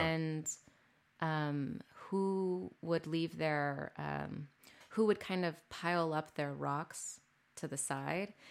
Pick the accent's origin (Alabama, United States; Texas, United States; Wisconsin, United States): Texas, United States; Corpus Christi; moved away as an adult; also born or lived in San Antonio, Texas / Chicago; I'm from Corpus Christi, born and raised